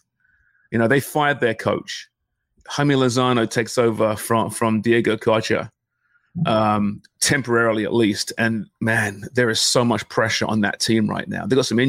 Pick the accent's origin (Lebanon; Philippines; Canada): Canada; as a Canadian fan and, you know, laboring through this era and this frustration off the field with all the issues